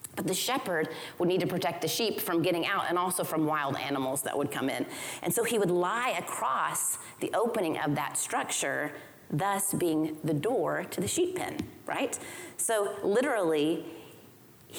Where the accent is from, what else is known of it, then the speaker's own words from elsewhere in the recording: Oklahoma, United States; I grew up in Oklahoma